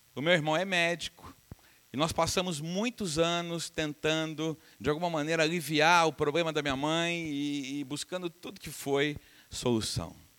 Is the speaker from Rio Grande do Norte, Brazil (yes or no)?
no; Uberaba, Minas Gerais, Brazil; moved away; Eu sou de Uberaba, minha família é de Uberaba